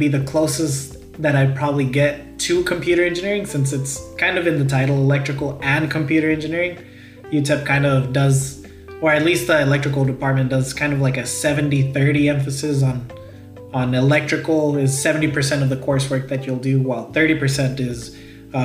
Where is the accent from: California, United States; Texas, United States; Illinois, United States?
Texas, United States; El Paso; moved away as an adult; now in Dallas-Fort Worth, United States; Home for me is, it will always be El Paso. As cheesy as it sounds, that's where all my family is